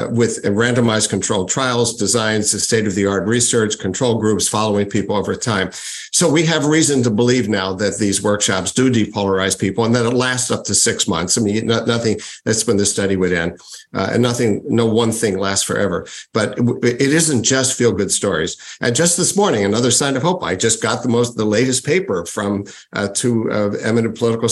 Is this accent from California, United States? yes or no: no; Philadelphia, Pennsylvania, United States; I grew up in Philadelphia